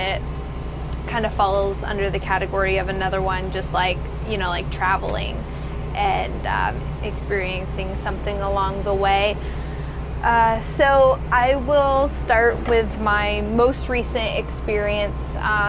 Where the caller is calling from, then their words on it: Dania Beach, Florida, United States; I'm calling from Dania Beach, Florida.